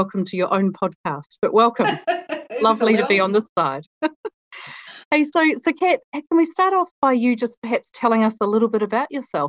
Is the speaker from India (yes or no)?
no; New Zealand; accent: Kiwi; You might have picked up on my Kiwi accent and realised that I am not Katrina Reid. … the country manager for ServiceNow New Zealand.